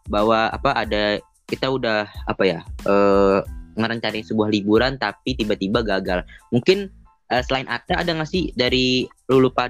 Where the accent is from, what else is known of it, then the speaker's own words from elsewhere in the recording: Yogyakarta, Special Region of Yogyakarta, Indonesia; gue mau pulang kampung kan kampung gue di Jogja nih